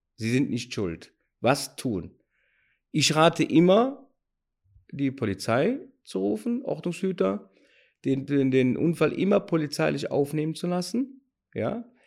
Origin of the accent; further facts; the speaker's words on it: Cologne, North Rhine-Westphalia, Germany; accent: Cologne dialect; Wie so gut vom, vom, vom Dialekt hören, komme ich aus Köln.